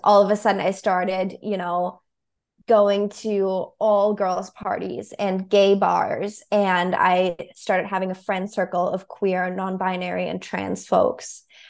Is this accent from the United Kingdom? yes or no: no; Berlin, Germany; moved away as an adult; now in New York City, United States; I moved to New York City from Germany when I was twenty-two.